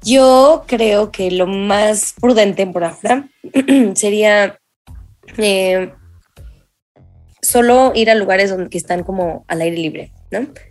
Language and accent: Spanish; Mexico City, Mexico; como chilango